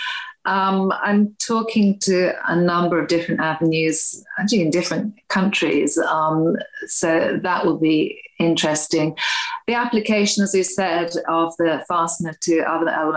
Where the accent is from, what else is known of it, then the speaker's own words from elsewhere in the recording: Wales, United Kingdom; moved away; I'm originally Welsh